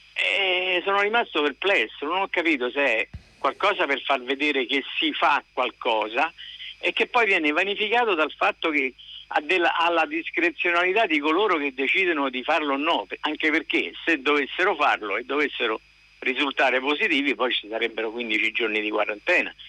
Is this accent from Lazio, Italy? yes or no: yes; Rome, Lazio, Italy; also born or lived in Fano; sono di Roma e abito vicino alla stazione di Burtina